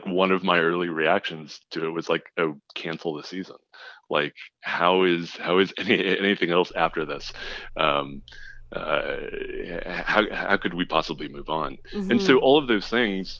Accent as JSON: {"language": "English", "town": "Los Angeles", "region": "California", "country": "United States", "said": "I was from Los Angeles"}